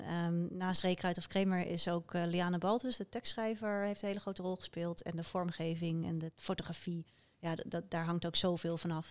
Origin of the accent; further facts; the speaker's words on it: Krimpenerwaard, South Holland, Netherlands; in de omgeving waar ik vandaan kom, uh, Krimpende Waard